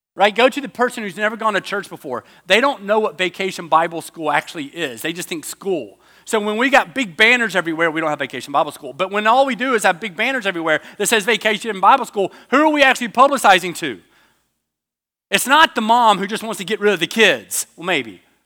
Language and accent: English; United States; I'm from America. There's no way you think I'm Australian.